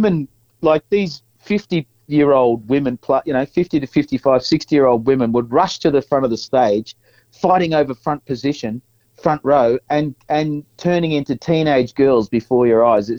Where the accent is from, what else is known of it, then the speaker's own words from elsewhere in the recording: Scoresby, Victoria, Australia; Then I started reminiscing about where I grew up in Scoresby and the fact that there was nothing there. I thought, geez, what a crap place to grow up, you know.